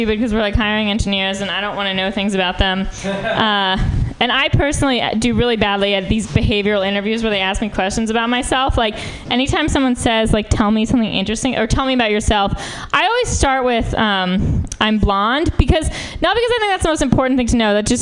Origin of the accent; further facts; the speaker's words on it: New York, United States; moved away as an adult; now in San Francisco, United States; I'm from New York.